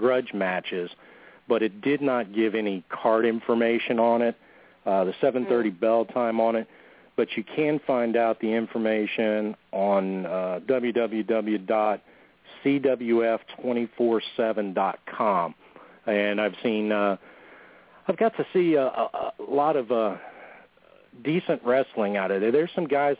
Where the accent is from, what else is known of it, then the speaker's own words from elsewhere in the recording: Northeast Louisiana, United States; I am from Northeast Louisiana myself